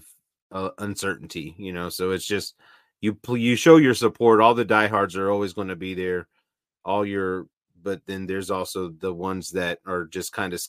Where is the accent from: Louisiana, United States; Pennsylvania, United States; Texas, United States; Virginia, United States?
Texas, United States; Lubbock; I'm from Lubbock